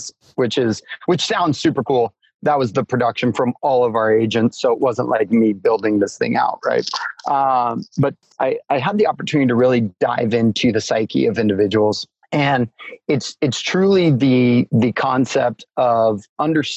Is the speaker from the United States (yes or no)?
yes; Alaska, United States; growing up in Alaska